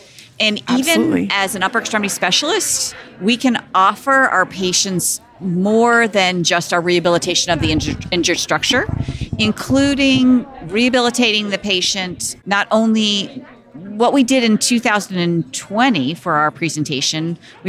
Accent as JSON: {"language": "English", "town": "Philadelphia", "region": "Pennsylvania", "country": "United States", "said": "I'm from Philadelphia."}